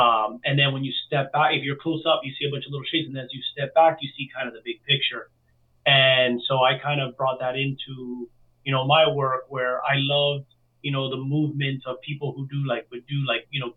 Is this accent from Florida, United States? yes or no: yes; Miami, Florida, United States; I was born and raised in Miami. My family's from Cuba and Spain.